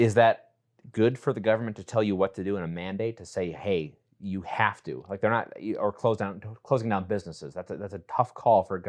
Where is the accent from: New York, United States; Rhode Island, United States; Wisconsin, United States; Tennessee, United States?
Wisconsin, United States; West Allis; we're both from Wisconsin and I grew up in Milwaukee, specifically West Allis